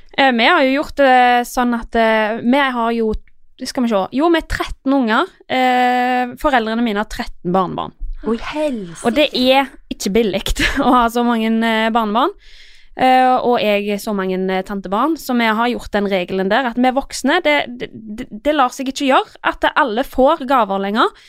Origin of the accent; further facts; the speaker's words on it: Iceland; now in Norway; Jeg er jo fra Island, så jeg har jo litt andre tradisjoner enn alle andre